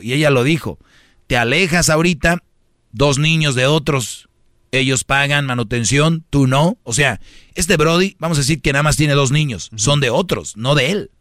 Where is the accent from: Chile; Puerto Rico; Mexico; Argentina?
Mexico; Monterrey, Nuevo León; moved away; yo soy de Monterrey